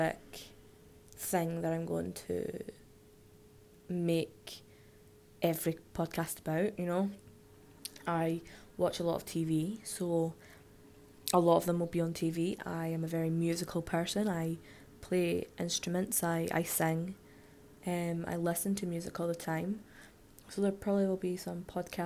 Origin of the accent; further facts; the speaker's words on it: Scotland, United Kingdom; I am from Scotland